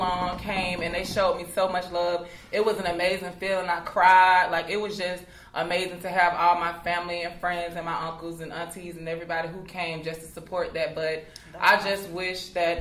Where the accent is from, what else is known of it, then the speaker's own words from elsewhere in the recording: Columbus, Georgia, United States; now in Atlanta, United States; I'm originally from Columbus, Georgia